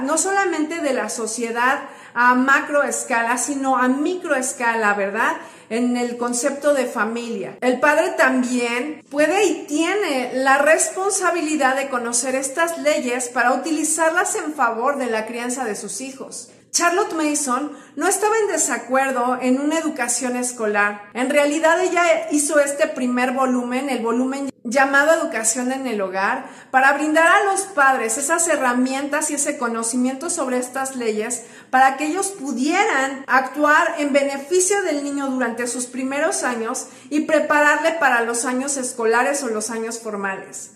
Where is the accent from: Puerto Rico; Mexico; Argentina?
Mexico; en mi país, en México